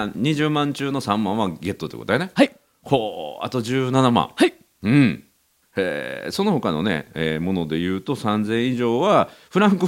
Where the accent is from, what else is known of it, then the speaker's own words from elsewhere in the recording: Wakayama, Japan; 有田郡出身ですありがとうございます